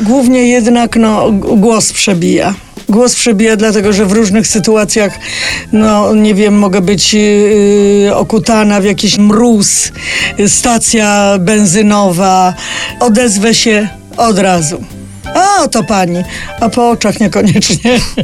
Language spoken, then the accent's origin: Polish; Wrocław, Lower Silesian Voivodeship, Poland; moved away as an adult; also born or lived in Kraków; jestem z Wrocławia